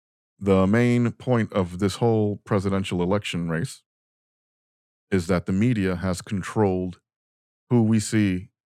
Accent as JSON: {"language": "English", "country": "United States", "said": "As American patriots"}